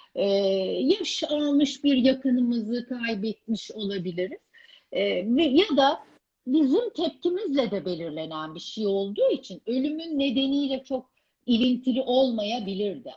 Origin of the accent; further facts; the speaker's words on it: Ankara, Turkey; Ankara'da, e, büyüdüğüm evi